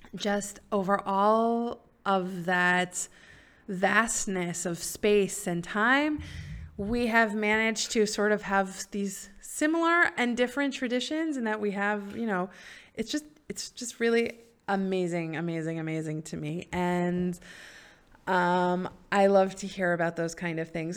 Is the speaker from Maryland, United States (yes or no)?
yes; Silver Spring, Maryland, United States; also born or lived in New York; now in Israel; I grew up in Silver Spring, Maryland